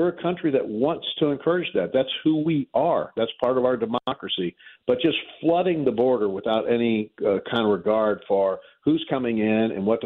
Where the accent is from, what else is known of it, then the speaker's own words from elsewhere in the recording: St. Louis, Missouri, United States; I'm from North St. Louis there in Walnut Park and Baden